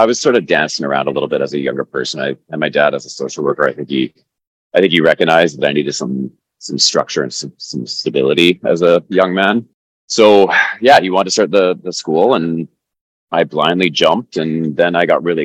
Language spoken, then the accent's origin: English; New Westminster, British Columbia, Canada; I grew up in New Westminster